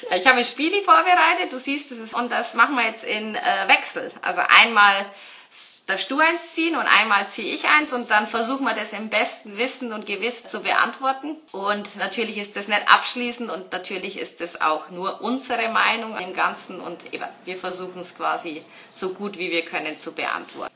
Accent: Bavaria, Germany; ich bin ja aus Bayern

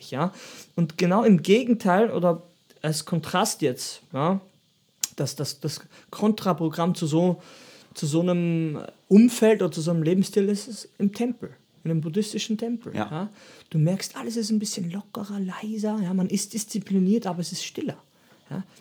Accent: Austria; Und, und ich bin auch Österreicher und ich trainiere auch

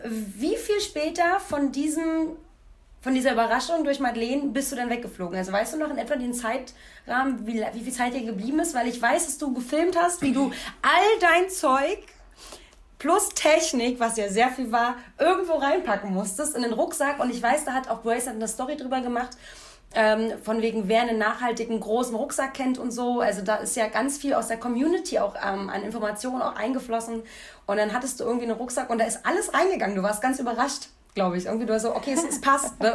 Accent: Rathenow, Brandenburg, Germany; now in Cologne, Germany; Ich komme ja aus Rathenow

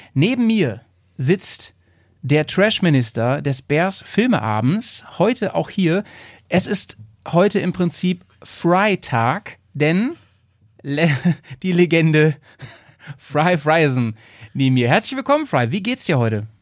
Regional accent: Bremen, Germany; wir sind eigentlich Bremer

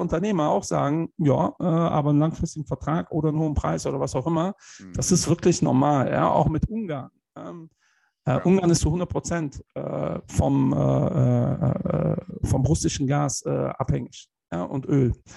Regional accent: Germany; wir als Deutsche

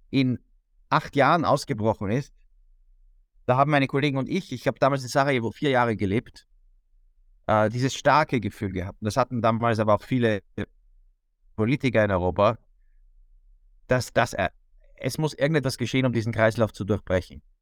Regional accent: Austria; Also ich bin Österreicher, ich habe den Balkan und das ehemalige Jugoslawien schon vor dem Krieg oft besucht.

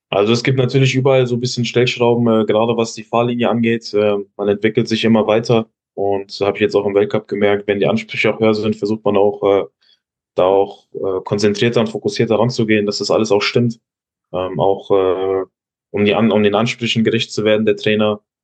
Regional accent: Giessen, Hesse, Germany; Ich komme ja aus Hessen, aus Gießen

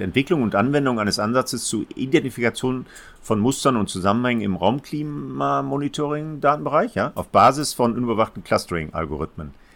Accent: Essen, North Rhine-Westphalia, Germany; also born or lived in Gelsenkirchen; Als Essener Kind

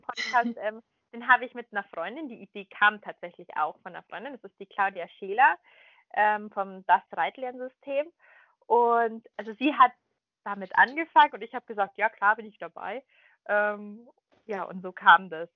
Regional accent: Munich, Bavaria, Germany; ich komme ja aus München

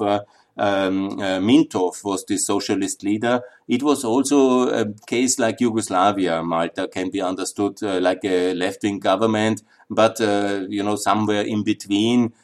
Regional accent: Upper Austria, Austria; I come from Upper Austria, that's up on the Danube.

